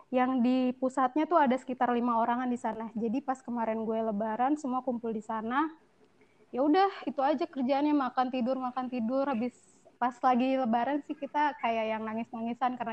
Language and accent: Indonesian; Bekasi, West Java, Indonesia; born there; moved away as an adult; iya cek gue lahir di Bekasi